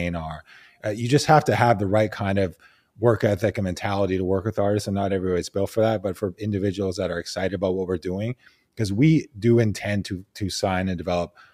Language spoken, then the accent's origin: English; Vancouver, British Columbia, Canada; I grew up in Vancouver, Canada